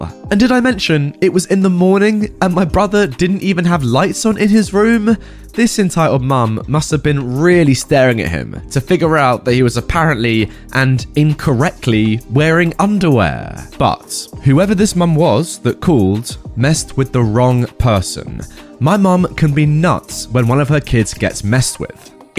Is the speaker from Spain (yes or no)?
yes; Spain; first language Catalan; English is a second language; are Catalan and Spanish, but until I was like 18 years old, I barely used Spanish outside of school. So my Spanish accent is, let's say, weird.